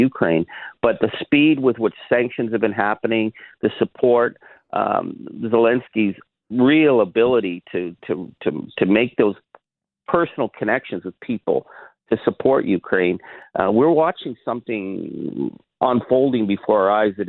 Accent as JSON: {"language": "English", "country": "Canada", "said": "as a Canadian"}